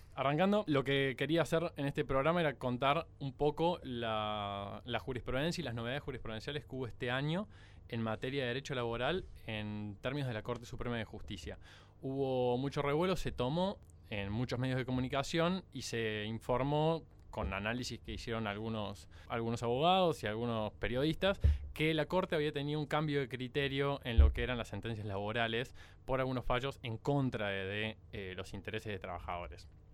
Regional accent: Córdoba, Argentina; hay dos cordobeses en la mesa. … y yo somos

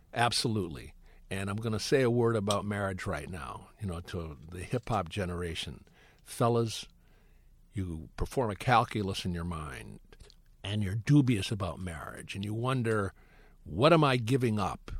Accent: Detroit, Michigan, United States; also born or lived in Brooklyn, New York / Ann Arbor, Michigan; I'm born in Brooklyn. I grew up in Detroit. I go to school in the suburbs for high school

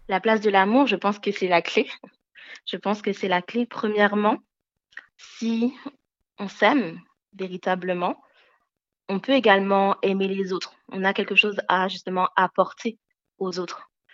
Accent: Benin; je suis née au Bénin en Afrique

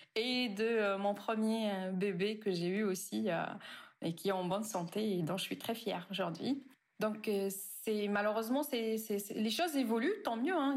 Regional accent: Tunisia; en Tunisie, là où j'ai grandi, où j'ai fait mes études d'ingénieur

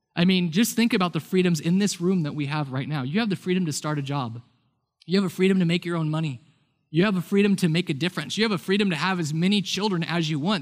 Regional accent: United States; I grew up in a house that was very influenced and influenced me about being American.

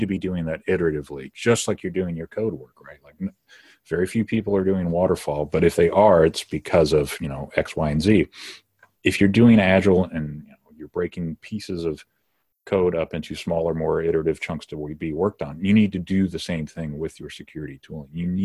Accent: Detroit, Michigan, United States; I'm from the Detroit metro area

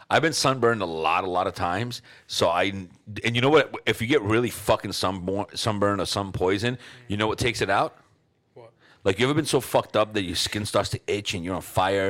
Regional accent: New York City, New York, United States; I grew up in New York City

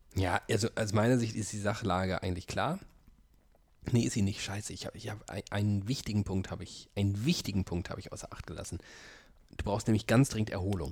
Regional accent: Frankfurt am Main, Hesse, Germany; moved away; Ich bleibe in Frankfurt am Main, da wo ich aufgewachsen bin.

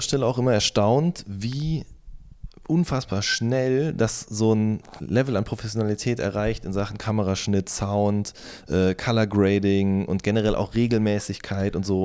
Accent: Hagen, North Rhine-Westphalia, Germany; in meiner Heimatstadt aufgetreten entstanden ist, im Werkhof in Hohenlimburg

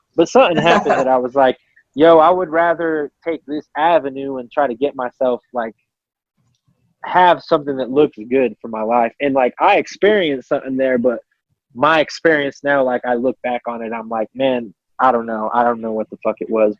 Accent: Colorado, United States; I'm from Colorado

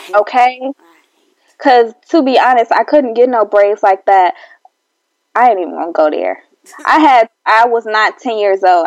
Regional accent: Chicago, Illinois, United States; I'm from Chicago

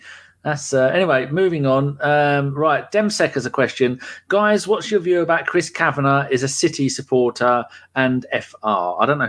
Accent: London, United Kingdom; So for me, it's English, or it's a Londoner, then English, then British, then European

